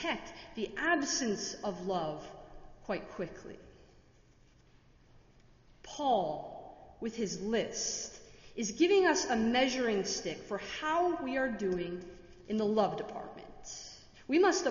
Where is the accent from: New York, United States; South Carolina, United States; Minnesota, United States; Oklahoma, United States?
Minnesota, United States; now in Washington, D.C., United States; I am from Minnesota, and my tolerance for snow and my Midwestern values